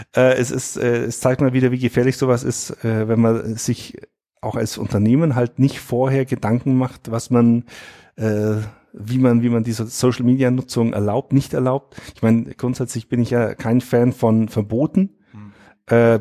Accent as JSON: {"language": "German", "area": "Allgäu", "region": "Bavaria", "country": "Germany", "said": "bei uns im Allgäu"}